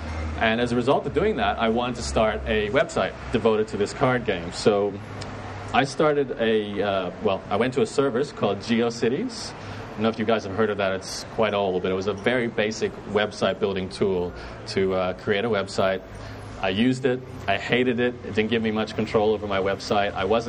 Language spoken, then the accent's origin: English; Brisbane, Queensland, Australia; accent: Canadian; Actually got Canadian background, but I'm born and raised in Brisbane, so this is my hood.